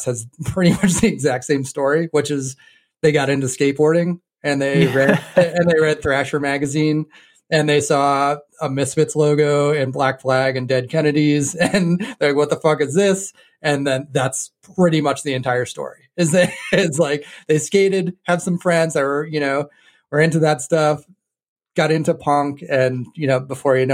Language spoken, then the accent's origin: English; New Hampshire, United States; moved away as an adult; also born or lived in Chicago / Boston area; I grew up in New Hampshire. I think I lived in New Hampshire up until I was about 20 or so.